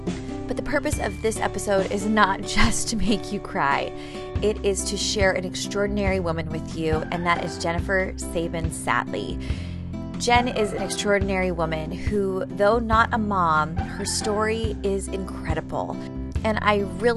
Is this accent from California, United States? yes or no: yes; Poway, California, United States; We grew up in the same community.